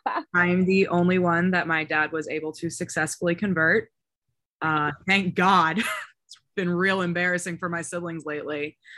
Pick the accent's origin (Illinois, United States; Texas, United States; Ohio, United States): Illinois, United States; Chicago; I'm from Chicago, Illinois.